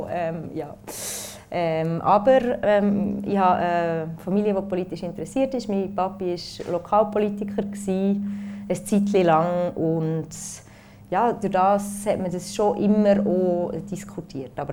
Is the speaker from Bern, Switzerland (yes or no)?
yes; Konolfingen, Bern, Switzerland; now in Zürich, Switzerland; ich komme aus Konufingen, ich habe in Bern und Paris studiert, ich lebe in Zürich.